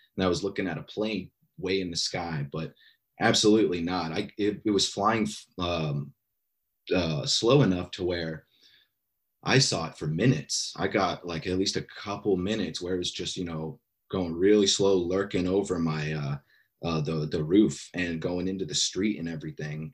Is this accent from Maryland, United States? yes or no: no; Alaska, United States; now in Bay Area, United States; I grew up in Alaska. I'm here in California now in the Bay Area